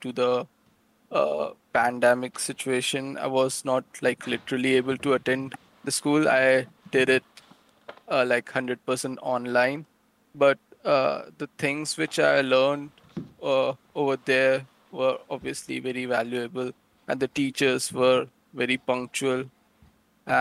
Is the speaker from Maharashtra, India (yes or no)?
no; Delhi, India; I'm from Delhi in India